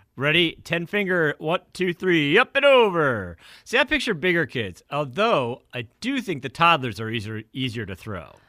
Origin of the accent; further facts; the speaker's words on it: New Hampshire, United States; I grew up in New Hampshire